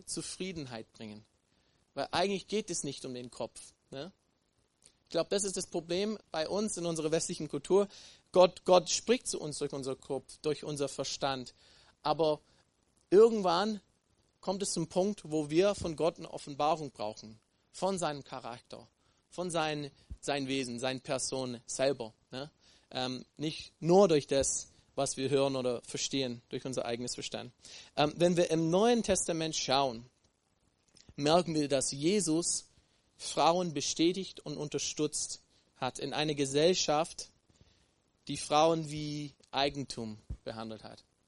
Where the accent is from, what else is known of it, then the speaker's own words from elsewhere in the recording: Texas, United States; moved away; Ich komme aus Texas und würde so geprägt